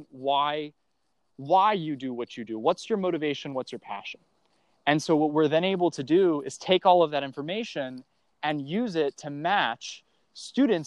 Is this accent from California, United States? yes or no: no; Cleveland, Ohio, United States; I grew up in Ohio, near Cleveland